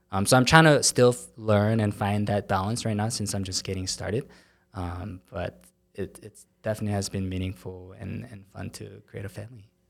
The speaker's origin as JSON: {"language": "English", "country": "South Korea", "tie": "born or raised there", "second_language": "English", "moved": "yes", "lives_now": "Utah, United States", "said": "I was in Korea, and, uh, I moved here to Utah about fifteen years ago, and, um, you know, English is not my first language"}